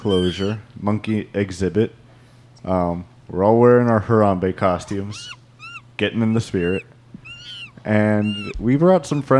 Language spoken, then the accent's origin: English; Oklahoma, United States; Oklahoma City. We're from Oklahoma.